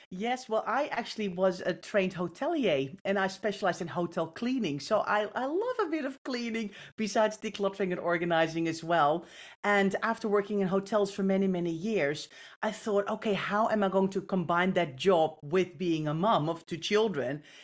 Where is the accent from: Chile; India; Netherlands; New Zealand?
Netherlands; I grew up in the Netherlands.